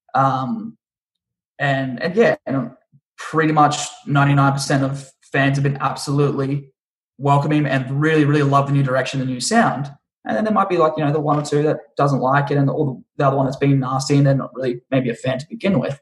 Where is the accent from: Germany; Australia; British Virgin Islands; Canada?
Australia; also born or lived in Brisbane; now in Los Angeles, United States; my own country and, and my own countrymen